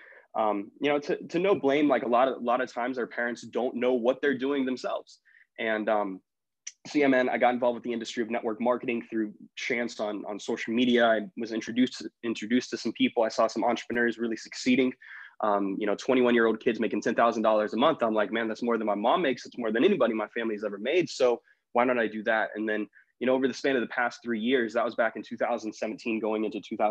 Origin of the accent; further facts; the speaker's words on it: Jacksonville, Florida, United States; moved away as an adult; also born or lived in Bakersfield, California; now in Arkansas, United States; I'm from Jacksonville, Florida